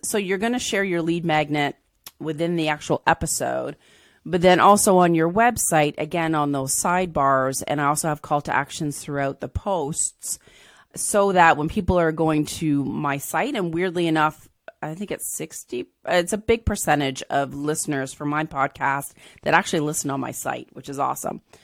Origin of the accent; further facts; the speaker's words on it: Southern Ontario, Canada; also born or lived in England; I was born in England, and then we moved to Ontario